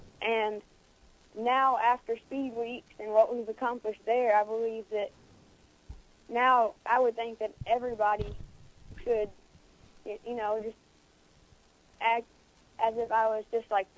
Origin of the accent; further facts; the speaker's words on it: Brentwood, Tennessee, United States; Brentwood, Tennessee.